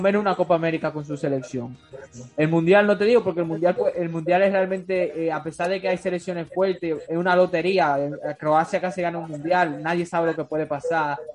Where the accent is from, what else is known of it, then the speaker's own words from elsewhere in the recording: Dominican Republic; soy dominicano y lo hago desde aquí de República Dominicana